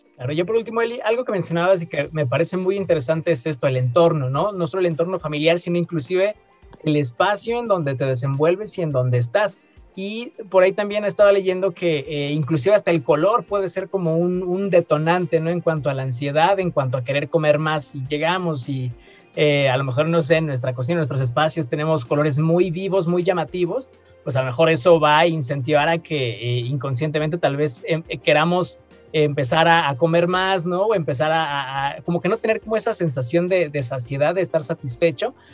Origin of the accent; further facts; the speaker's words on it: Mexico; como mexicanos